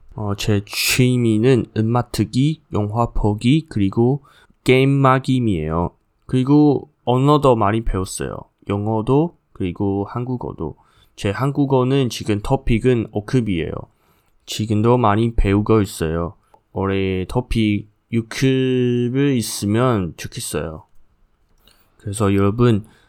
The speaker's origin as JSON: {"language": "Korean", "country": "Taiwan", "second_language": "Korean", "said": "저는 대만 사람이에요."}